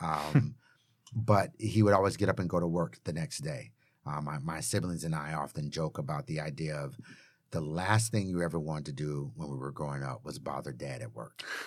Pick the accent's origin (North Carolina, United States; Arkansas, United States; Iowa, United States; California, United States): California, United States; Chatsworth; also born or lived in Tampa, Florida; I was born in Tampa, Florida, lived there until I was three, and then my dad got a job promotion, and we moved out here to California, to Chatsworth